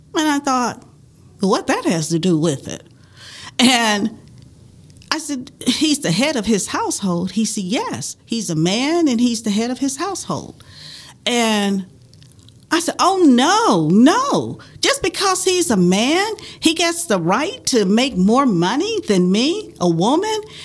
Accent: the South, United States; I grew up in the South during the 50s and 60s

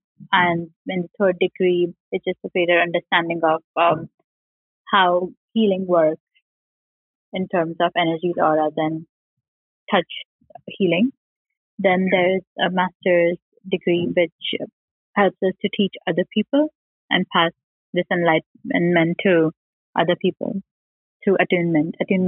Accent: Indore, Madhya Pradesh, India; I'm from a Hindu family in India. I was born in Indore. It's a capital city in the state of Madhya Pradesh.

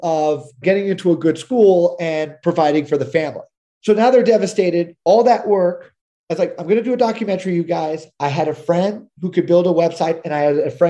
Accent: Texas, United States; I was born and raised in Texas

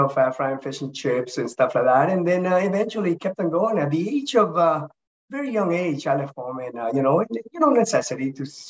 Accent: Toronto, Ontario, Canada; I grew up in Toronto, Canada.

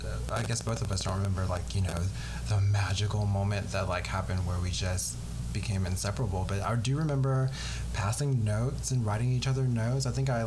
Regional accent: the South, United States; I mean, I grew up in the South, but I don't have too much of a Southern accent unless I'm like hanging around you like all the time

